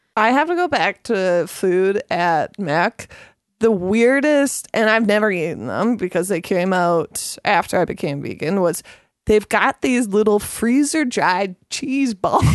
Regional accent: Gibsons, British Columbia, Canada; I grew up in Gibson's.

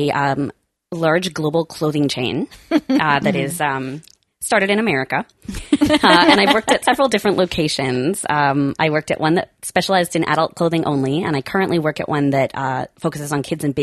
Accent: Langley, British Columbia, Canada; now in Vancouver, Canada; I grew up in the suburbs, so I'm from Langley.

